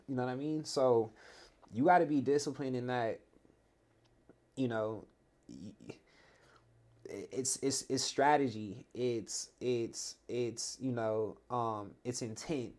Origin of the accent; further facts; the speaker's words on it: the Valley, California, United States; I grew up in the Valley